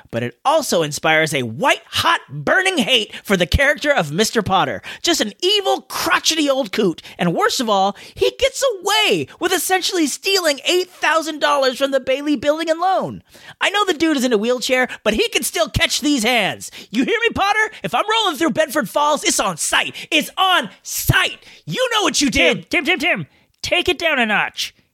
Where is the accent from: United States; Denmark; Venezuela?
Denmark; English is a second language; I'm from Denmark, and here, this is one of the most played songs on the radio around Christmas.